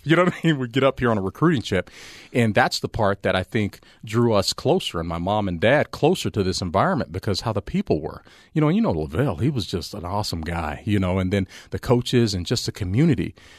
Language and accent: English; Las Vegas, Nevada, United States; also born or lived in Altus, Oklahoma; I've grown up, you know, uh, living in Vegas. So I, I'm a Vegas guy.